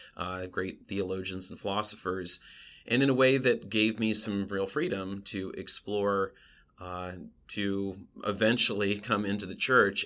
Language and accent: English; West Coast, United States; moved away as an adult; now in Pennsylvania, United States; I'm from the West Coast